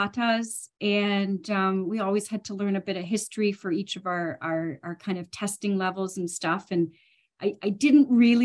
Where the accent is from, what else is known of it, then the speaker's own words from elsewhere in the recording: Ontario, Canada; also born or lived in United Kingdom / Edinburgh; now in Vancouver, Canada; Definitely Canadian …. I'm originally from Ontario